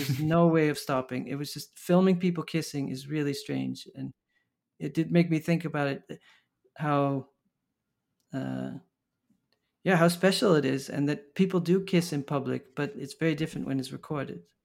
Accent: Maastricht, Limburg, Netherlands; moved away as an adult; also born or lived in Amsterdam, Netherlands / Los Angeles, United States / Paris, France / Berlin, Germany; now in New York, United States; I grew up from my tenth to my eighteenth in Maastricht, in the, the south of the Netherlands

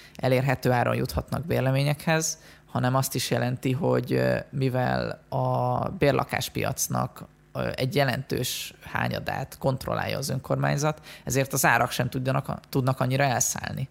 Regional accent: Western Hungary, Hungary; also born or lived in Budapest; now in Vienna, Austria; mi ketten, ugye Nyugat-Magyarországról jövünk

